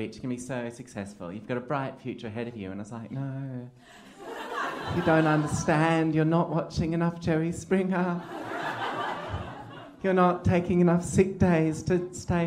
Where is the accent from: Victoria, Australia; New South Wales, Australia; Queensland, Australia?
Queensland, Australia; now in Melbourne, Australia; I grew up in a rural pocket of Queensland